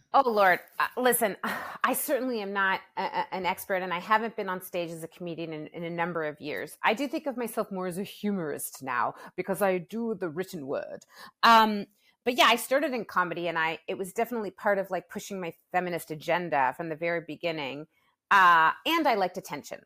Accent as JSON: {"language": "English", "town": "Toronto", "region": "Ontario", "country": "Canada", "tie": "born or raised there", "said": "My hometown, Toronto"}